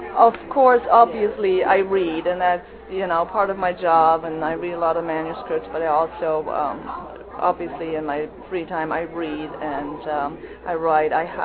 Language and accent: English; Germany; now in United States; as I grew up in Germany